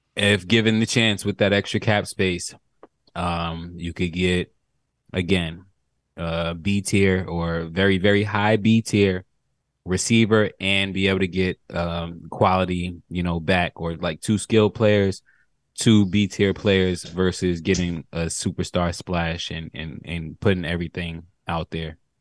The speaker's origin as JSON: {"language": "English", "town": "New York City", "region": "New York", "country": "United States", "tie": "born or raised there", "said": "I grew up in New York, Queens, New York."}